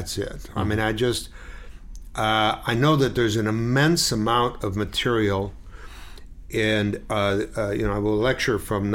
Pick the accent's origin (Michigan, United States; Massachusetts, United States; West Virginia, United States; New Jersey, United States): Michigan, United States; Detroit; moved away as an adult; I was born and raised in Detroit, Michigan.